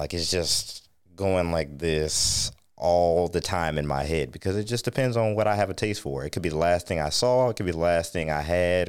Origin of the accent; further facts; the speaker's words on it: United States; I grew up on Lake Erie and that was dirty enough from industrial waste.